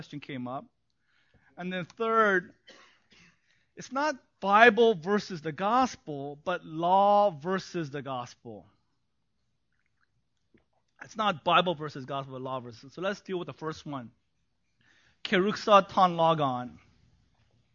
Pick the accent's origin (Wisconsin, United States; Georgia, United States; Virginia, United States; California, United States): California, United States; Los Angeles; also born or lived in New York, United States / South Korea; they flew me back to be raised by my parents in L.A. 1976